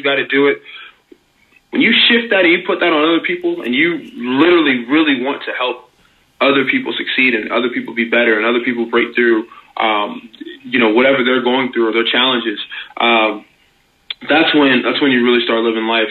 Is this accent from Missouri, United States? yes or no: yes; St. Louis, Missouri, United States; moved away; I'm from St. Louis, originally anyway